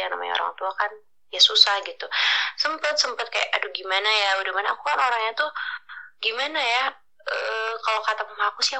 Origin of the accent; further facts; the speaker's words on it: Garut, West Java, Indonesia; enggak aku asli lahir dari Garut